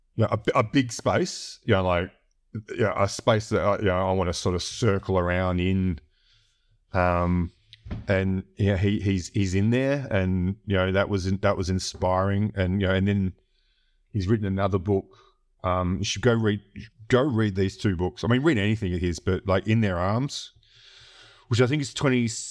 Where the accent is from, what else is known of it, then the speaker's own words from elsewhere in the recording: Australia; I grew up in a really remote area or you know capital city in in, in Australia